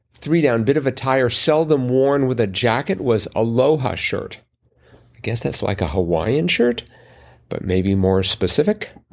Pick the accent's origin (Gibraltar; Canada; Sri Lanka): Canada; being Canadian